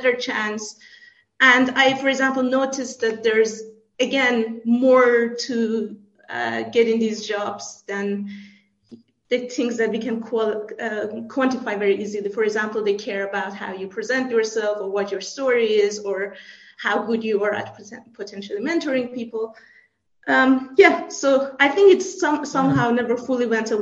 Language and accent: English; Iran; moved away as an adult; also born or lived in Canada / France / United States; now in Salzburg, Austria; I grew up in Iran. I moved to Canada for my master's